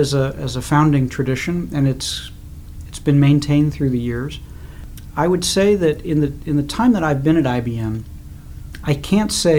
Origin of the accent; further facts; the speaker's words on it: New Jersey, United States; moved away as an adult; also born or lived in Kansas City, Missouri / Baltimore; now in Washington, D.C., United States; I was born in Kansas City, Missouri. Grew up there, and then moved when I was about 8 or 9 to New Jersey, and went to high school there.